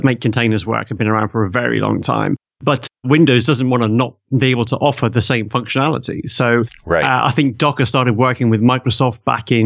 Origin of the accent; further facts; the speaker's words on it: United Kingdom; I'm British